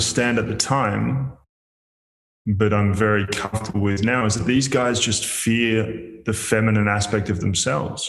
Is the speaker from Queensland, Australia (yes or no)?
no; Melbourne, Victoria, Australia; moved away as an adult; also born or lived in Perth; I'd left Melbourne where I grew up.